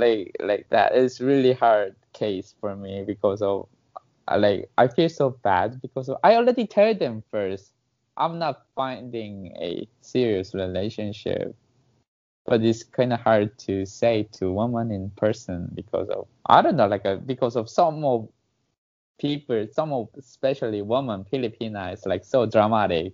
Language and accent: English; South Korea; English is a second language; I'm from Korea